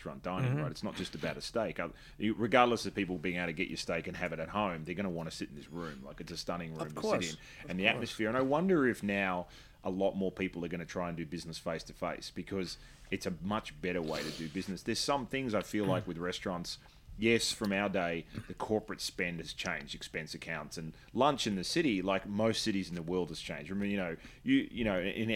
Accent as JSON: {"language": "English", "country": "Australia", "said": "as an Australian"}